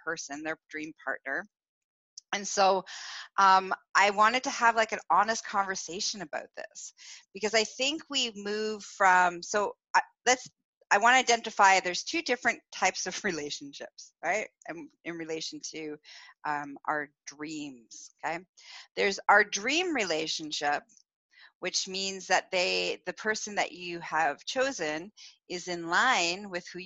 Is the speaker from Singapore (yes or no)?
no; Canada; I'm Canadian.